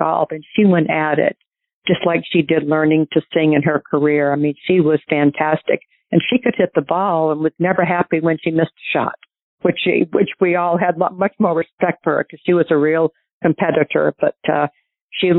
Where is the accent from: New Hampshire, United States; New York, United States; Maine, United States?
New Hampshire, United States; growing up in New Hampshire, I played at Portsmouth Country Club